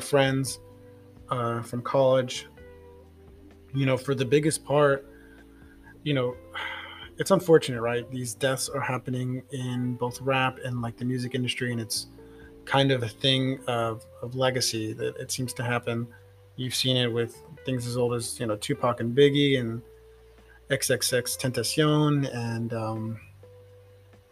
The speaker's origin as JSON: {"language": "English", "town": "San Antonio", "region": "Texas", "country": "United States", "moved": "as an adult", "lives_now": "Houston, United States", "said": "Originally, I'm from San Antonio"}